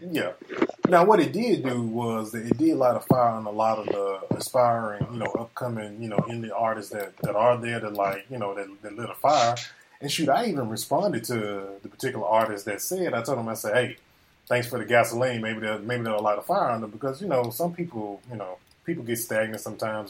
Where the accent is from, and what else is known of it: Greenville, Mississippi, United States; born or raised there